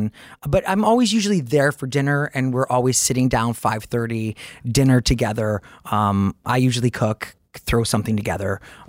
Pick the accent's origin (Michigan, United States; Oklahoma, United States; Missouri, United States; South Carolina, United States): Michigan, United States; Detroit; now in New York, United States; I grew up in Detroit